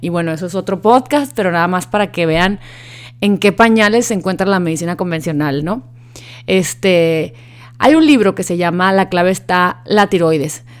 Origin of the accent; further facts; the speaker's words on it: Sonora, Mexico; soy sonorense